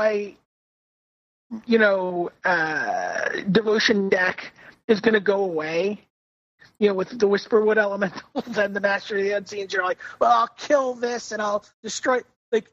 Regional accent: New York City, New York, United States; accent: Brooklyn; my Brooklyn accent

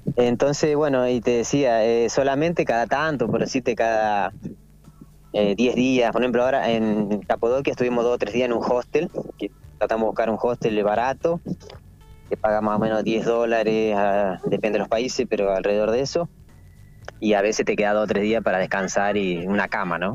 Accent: Argentina; nosotros tenemos pasaporte italiano, como, muchos argentinos, eh, por esta cuestión de nuestros abuelos

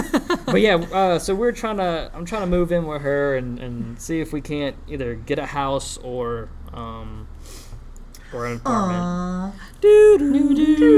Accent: New Orleans, Louisiana, United States; also born or lived in Baton Rouge, Louisiana; I was born in New Orleans

